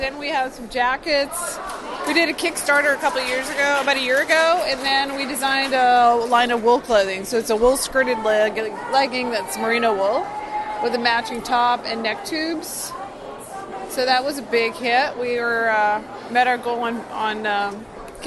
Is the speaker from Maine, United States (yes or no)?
yes; Maine, United States; moved away; also born or lived in Alaska; I grew up in Maine